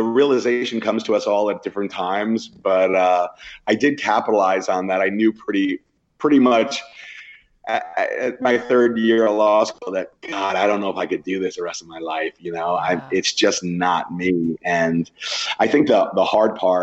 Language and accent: English; East Coast, United States; now in Sacramento, United States; I grew up in the East Coast